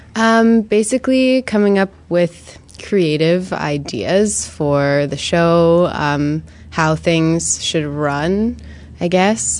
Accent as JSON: {"language": "English", "town": "Toronto", "region": "Ontario", "country": "Canada", "tie": "born or raised there", "moved": "as an adult", "lives_now": "Montreal, Canada", "said": "I'm originally from Toronto"}